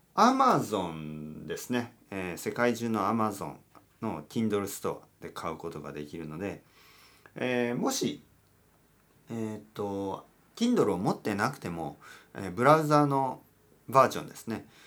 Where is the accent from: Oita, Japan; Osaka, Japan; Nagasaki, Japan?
Oita, Japan; Kyushu; now in Tokyo, Japan; 僕の出身は九州の大分県です